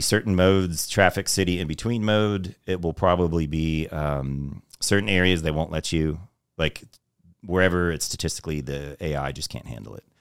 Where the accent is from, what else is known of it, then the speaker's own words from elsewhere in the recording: Texas, United States; also born or lived in New York; I'm originally from New York, but I grew up in Texas